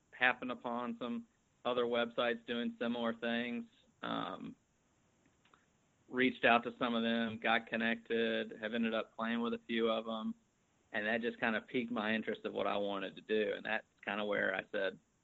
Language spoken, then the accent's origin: English; South Carolina, United States; I'm from South Carolina, born and raised here, family in New England, but born and raised in the South